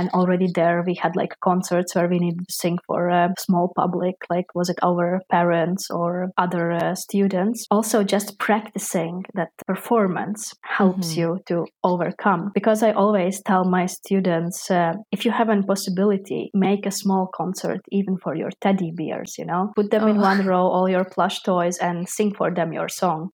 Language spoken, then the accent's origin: English; Latvia; now in Netherlands; I am from Latvia, from the small country, because there we have a really, really still big possibility to study different arts from an early age.